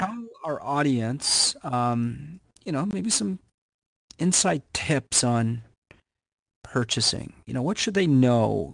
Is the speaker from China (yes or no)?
no; Canada; I'm Canadian